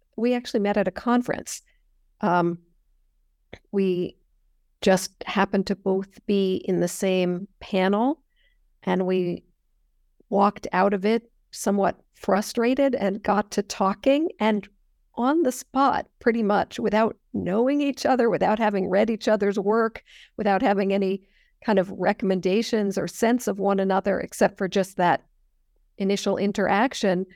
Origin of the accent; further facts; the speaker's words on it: Northern California, United States; I grew up in Northern California